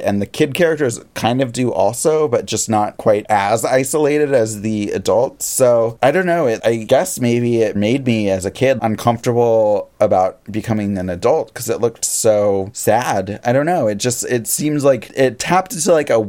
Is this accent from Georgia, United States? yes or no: no; Seattle, Washington, United States; I'm from Seattle.